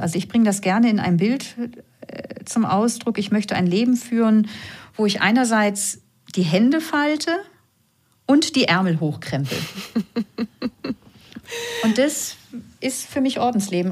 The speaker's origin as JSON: {"language": "German", "region": "Northern Germany", "country": "Germany", "accent": "norddeutscher Zungenschlag", "moved": "yes", "lives_now": "Vienna, Austria", "said": "man hört ja vielleicht meiner Zunge an, ich komme aus Norddeutschland, auch wenn ich jetzt schon 17 Jahre in Wien lebe"}